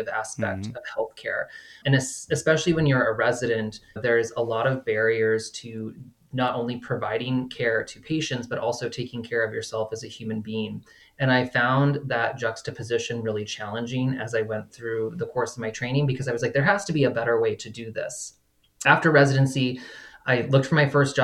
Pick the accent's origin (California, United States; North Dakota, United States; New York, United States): North Dakota, United States; Bismarck; moved away as an adult; I'm originally from Bismarck, North Dakota, which is a town of about 70,000 people. Mm-hmm. And I was in North Dakota for 26 years.